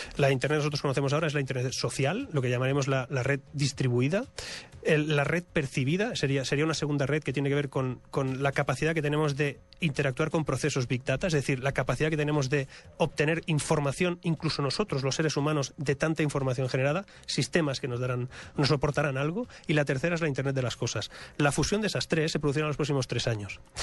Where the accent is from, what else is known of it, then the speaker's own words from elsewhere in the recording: Spain; moved away as an adult; Yo vengo de España, yo vivo fuera de España hace muchos años